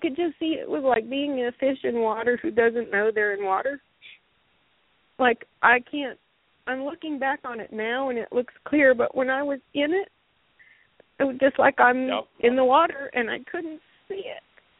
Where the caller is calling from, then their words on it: Greensboro, North Carolina, United States; Hi, this is … in Greensboro.